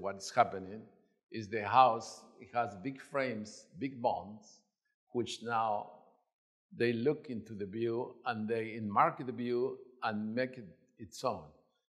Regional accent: Mexico City, Mexico; moved away; I came from Mexico City.

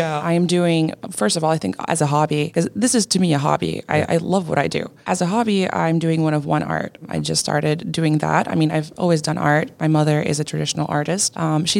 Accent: Portugal; I am a YouTuber from Portugal

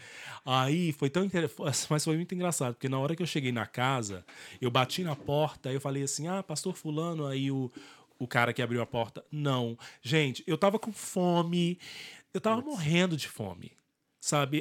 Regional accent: Brasília, Federal District, Brazil; now in Ireland; Eu sou de Brasília

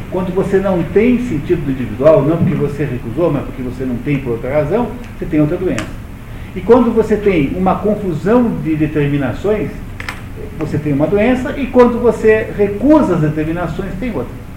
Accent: Brazil; Eu sou brasileiro, pertenço a um país chamado Brasil

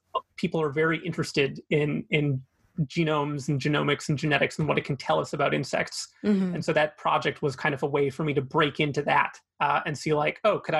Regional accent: Fraser Valley, British Columbia, Canada; also born or lived in Vancouver, Canada; I grew up in the Fraser Valley, so only about an hour east of Vancouver. So I'm a local guy.

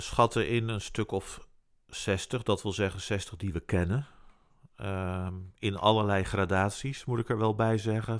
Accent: Netherlands; wij natuurlijk als Nederlands

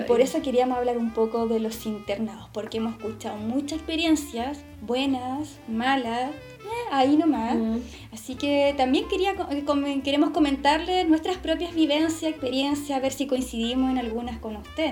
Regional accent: Santiago, Santiago Metropolitan Region, Chile; yo soy de Santiago

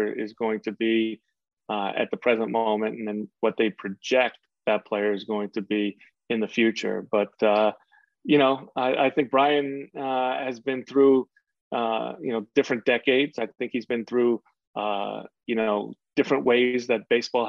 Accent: New York City, New York, United States; I was from Queens

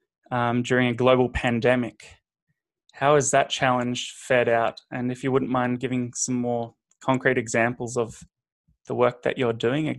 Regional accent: Australia; as an Australian

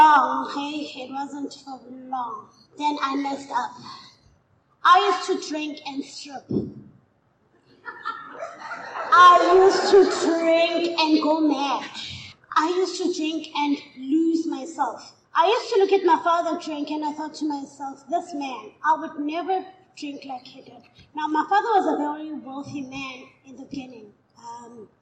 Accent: Katlehong, Gauteng, South Africa; I'm from Katlehong.

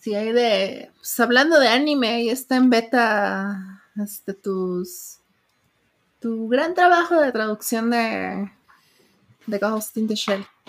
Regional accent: Uruapan, Michoacán, Mexico; mi ciudad natal. Okay. Entonces, será así como mi natal Uruapan

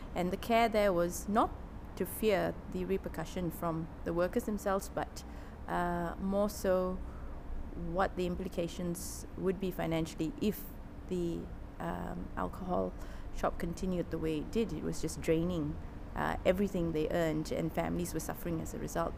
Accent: Malaysia; moved away; also born or lived in London / Singapore / Melbourne / Sydney; I grew up in Malaysia. Um, my dad was uh, a planter. So we grew up in rural areas around Malaysia

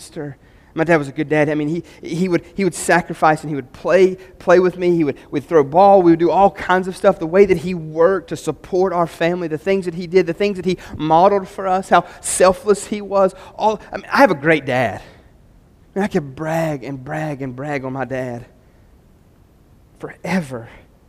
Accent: West Virginia, United States

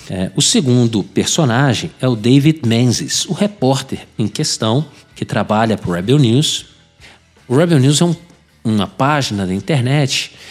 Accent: Brazil; Portuguese is a second language; moved away as an adult; now in Ottawa, Canada; eu sou brasileiro e policial na cidade de Ottawa, capital do nosso glorioso Canadá.

